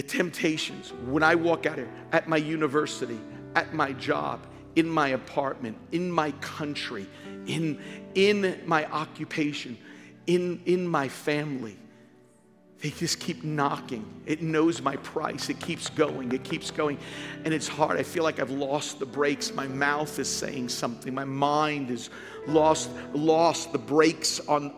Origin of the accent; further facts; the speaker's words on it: New York, United States; Born and raised in New York